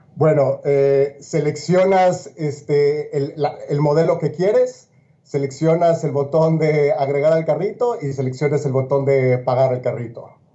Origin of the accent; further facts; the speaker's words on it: Mexico; now in Miami, United States; siendo mexicano de origen